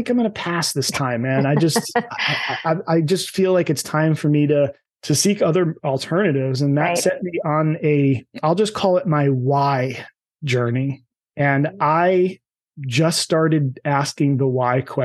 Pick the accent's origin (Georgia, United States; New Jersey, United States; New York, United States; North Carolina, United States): New Jersey, United States; I'm from New Jersey, so I can say this. I was a Jersey meathead